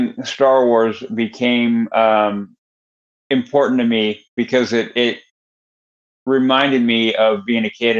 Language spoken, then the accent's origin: English; Northern California, United States; we moved from Southern California to Northern California